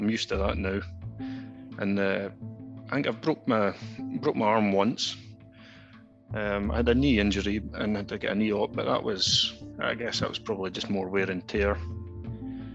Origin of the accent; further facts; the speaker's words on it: Strichen, Scotland, United Kingdom; I grew up in Strahan, so most of our mates played with Mormon Thistle